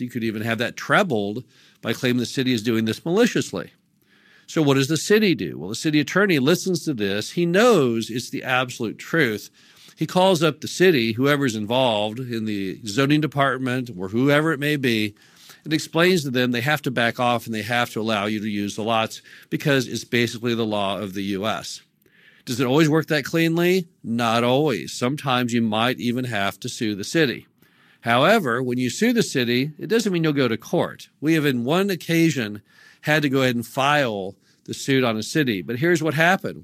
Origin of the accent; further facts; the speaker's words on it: Missouri, United States; my home state of Missouri